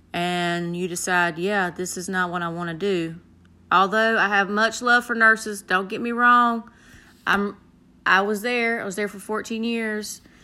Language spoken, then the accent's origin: English; the South, United States; accent: country; I have a country accent. I am from the South.